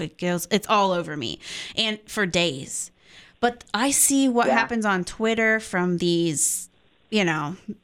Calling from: Buckeye Nation, Ohio, United States; we're calling you from Buckeye Nation.

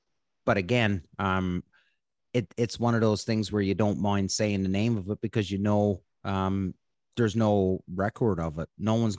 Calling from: Odessa, Ontario, Canada; And I'm coming from Odessa, Ontario.

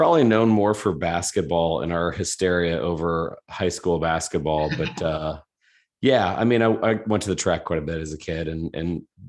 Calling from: Indianapolis, Indiana, United States; Indianapolis, Indiana, here in the States.

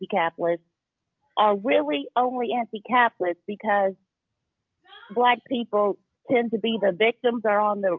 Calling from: Indianapolis, Indiana, United States; I'm calling from Indianapolis.

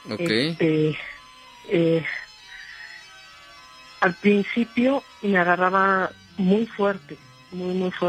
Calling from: Mexico City, Mexico; De aquí del DF.

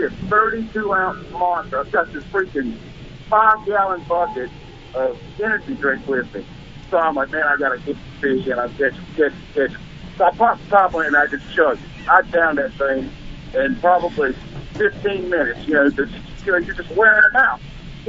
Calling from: Charlotte, North Carolina, United States; This is that kid, 4 feet, man. Charlotte, North Carolina. How you guys doing?

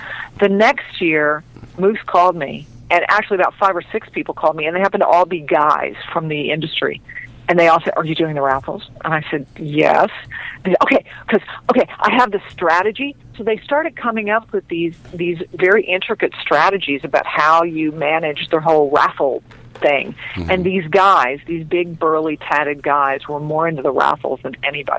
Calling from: Los Angeles, California, United States; calling from Fabulous Chatsworth.

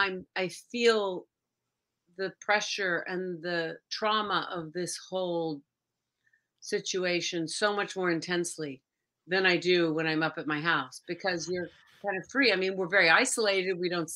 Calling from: New York City, New York, United States; I'm calling in from New York City.

